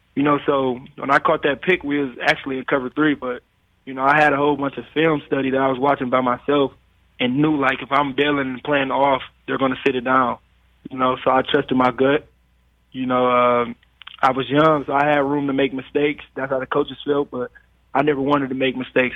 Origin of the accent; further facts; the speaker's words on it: Detroit, Michigan, United States; I was growing up in Detroit, and we didn't have everything that, that we needed